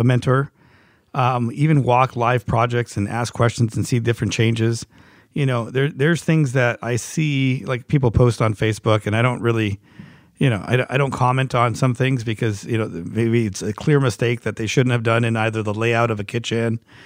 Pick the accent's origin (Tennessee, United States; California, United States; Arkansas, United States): California, United States; Los Angeles; I grew up in Hollywood